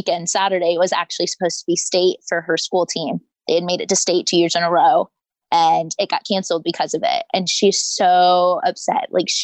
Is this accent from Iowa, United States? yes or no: yes; Sioux City, Iowa, United States; moved away as an adult; I'm from Sioux City, Iowa